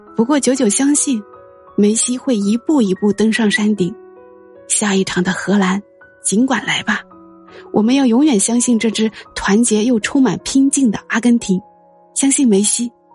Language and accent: Chinese; China; 身为一个中国人，一如既往地，也不怀好意地希望飞日营